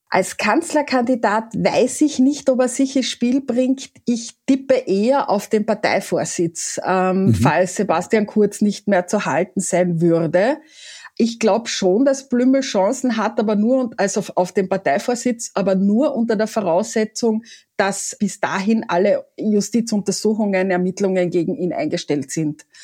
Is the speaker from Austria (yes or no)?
yes; Carinthia, Austria; ich bin Kärntnerin